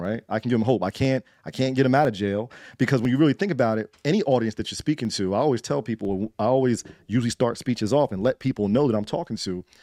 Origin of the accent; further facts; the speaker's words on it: Trenton, New Jersey, United States; I grew up in the eighties and nineties in Trenton